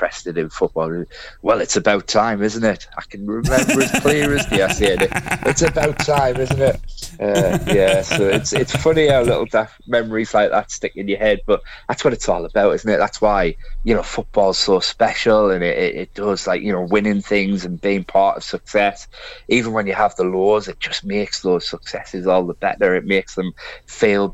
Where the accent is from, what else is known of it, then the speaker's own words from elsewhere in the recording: Sunderland, North East England, United Kingdom; my mum and dad moved up to Sunderland before I was born, and that's why I'm actually from Sunderland